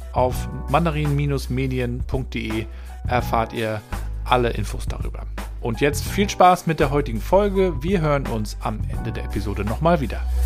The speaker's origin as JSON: {"language": "German", "region": "Mecklenburg-Vorpommern", "country": "Germany", "tie": "born or raised there", "said": "meiner Heimat Mecklenburg-Vorpommern"}